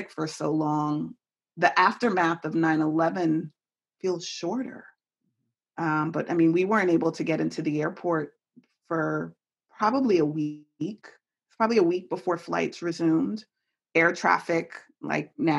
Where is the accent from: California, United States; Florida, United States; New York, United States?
New York, United States; New York City; moved away as an adult; also born or lived in Chicago / Washington, District of Columbia, United States; now in Hamilton, United States; I'm a city girl. I grew up in New York City.